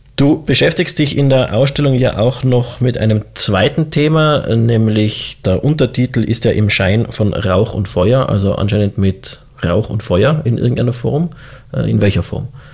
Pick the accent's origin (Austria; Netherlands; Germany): Austria; Tyrol; als Tiroler